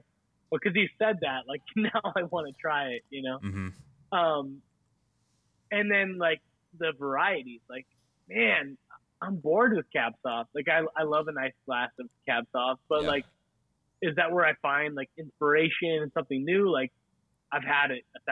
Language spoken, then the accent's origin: English; Northern California, United States; moved away as an adult; now in Fennville, United States; I grew up in Northern California, like close to Napa, close to Sonoma